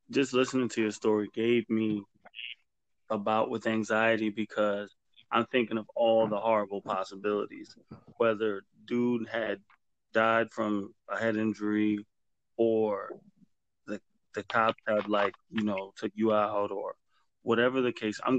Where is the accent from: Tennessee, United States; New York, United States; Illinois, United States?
New York, United States; But if I say I'm from the Bronx, they know that already.